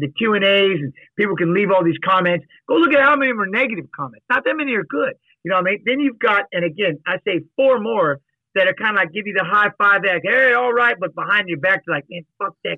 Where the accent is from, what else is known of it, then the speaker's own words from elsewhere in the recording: Seattle, Washington, United States; moved away; also born or lived in Iowa; I'm from Seattle